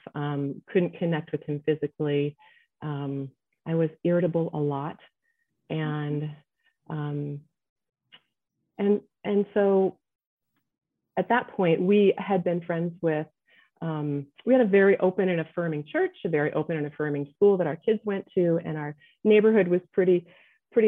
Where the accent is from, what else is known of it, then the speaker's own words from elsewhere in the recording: United States; also born or lived in Nebraska / Ohio; now in Colorado, United States; I was raised in Nebraska and Ohio